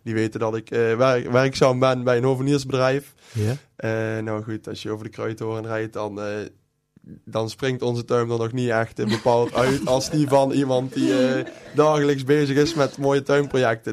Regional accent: Wanroij, North Brabant, Netherlands; moved away; ik kom oorspronkelijk uit Wanrooy

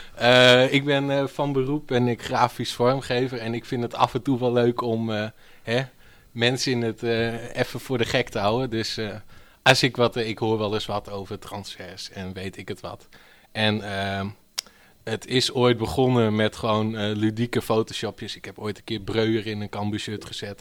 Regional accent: Stiens, Friesland, Netherlands; ik kom uit Stiens

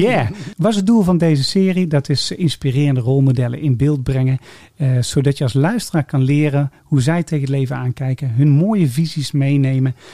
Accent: Sint-Oedenrode, North Brabant, Netherlands; ik kom hier uit Sint-Tuderode-Rooi

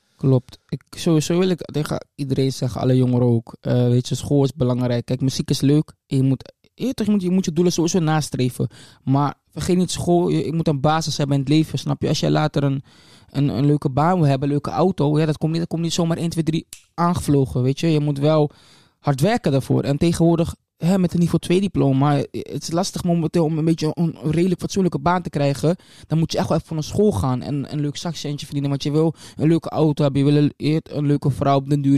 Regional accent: Leeuwarden, Friesland, Netherlands; also born or lived in Amstelveen; ik ben geboren in Amstelveen-Zuid. Ehm, daar ben ik gedeeltelijk opgegroeid. Ik heb daar ehm, tot mijn tiende, denk ik, gewoond, ongeveer, Amstelveen. Ehm, toen ben ik naar Leeuwarden gekomen

